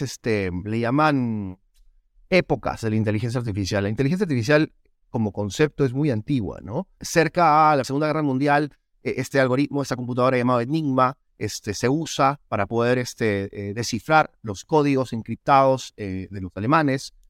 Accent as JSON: {"language": "Spanish", "country": "Peru", "tie": "born or raised there", "moved": "as an adult", "lives_now": "United States", "said": "Yo soy peruano, nací, crecí en Perú"}